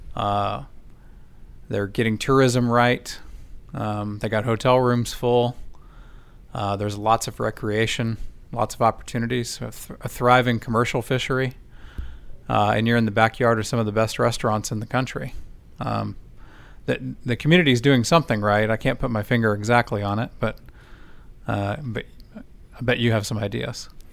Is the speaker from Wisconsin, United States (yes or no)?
no; Rockport, Portland, Corpus Christi area, Texas, United States; I grew up in the Rockport, Portland, Corpus area